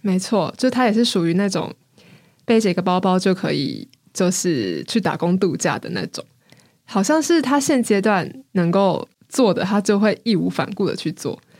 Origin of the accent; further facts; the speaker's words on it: Taiwan; 我是台湾人